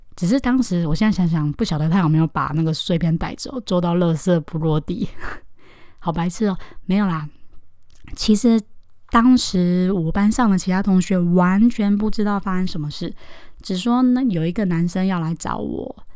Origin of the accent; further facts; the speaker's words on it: Taoyuan, Taiwan; 我是在桃园长大念书的，在小学的阶段，差不多是六岁到十二岁的时候